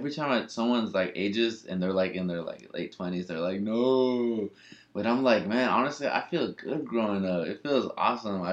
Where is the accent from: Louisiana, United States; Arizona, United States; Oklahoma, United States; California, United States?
California, United States; San Pablo; also born or lived in San Francisco; I was born in San Francisco, grew up in San Pablo